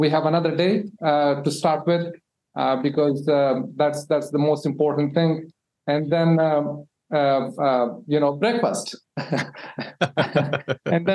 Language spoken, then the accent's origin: English; Afghanistan; moved away as an adult; I am from Afghanistan originally